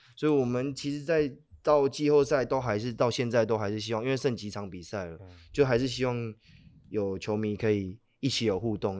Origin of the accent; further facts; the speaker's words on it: Hualien, Hualien County, Taiwan; 因为我是，我是花莲人，那我自己跟莫展跟一些老舍的，就是花莲的一些音乐人，就有些都是高中就认识